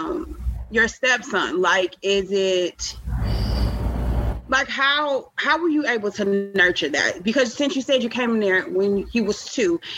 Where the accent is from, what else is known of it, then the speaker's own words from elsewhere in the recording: Chicago, Illinois, United States; now in Baltimore, United States; I grew up on the South Side of Chicago.